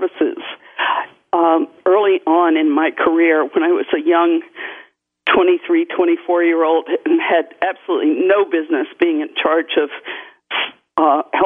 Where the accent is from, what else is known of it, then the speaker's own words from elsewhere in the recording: New Orleans, Louisiana, United States; moved away; also born or lived in Virginia / New York; I was born in New Orleans, Louisiana